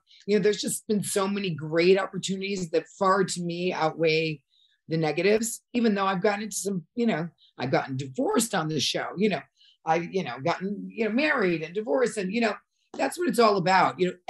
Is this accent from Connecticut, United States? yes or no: yes; Connecticut, United States; moved away as an adult; also born or lived in New York / Europe; I grew up in Connecticut, and then I lived in New York, and then I moved to Europe. So at that point, you know, I speak three languages